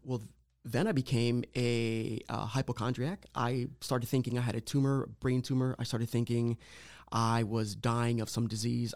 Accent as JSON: {"language": "English", "area": "Lorain County", "region": "Ohio", "country": "United States", "tie": "born or raised there", "said": "I was born and raised here in Lorraine County, lived my whole life, um, Puerto Rican background"}